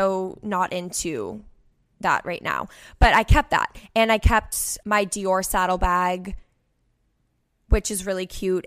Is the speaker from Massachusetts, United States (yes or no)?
yes; Cape Cod, Massachusetts, United States; I'm the girl from the Cape worked at the resort 3 years ago